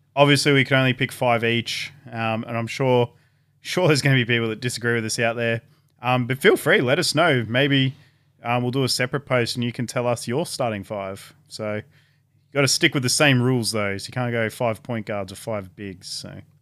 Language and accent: English; Gosford, New South Wales, Australia; also born or lived in Batemans Bay; I spent about eight years growing up in Gosford and Bateman's Bay.